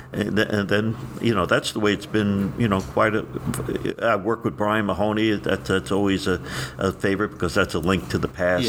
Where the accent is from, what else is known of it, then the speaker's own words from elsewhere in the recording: New Jersey, United States; moved away as an adult; also born or lived in Indianapolis; I'm from Jersey